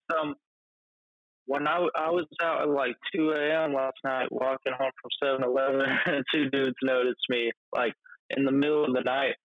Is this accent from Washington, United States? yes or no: yes; Olympia, Washington, United States; born there; Yeah, yeah. I was born in uh, Olympia, Washington.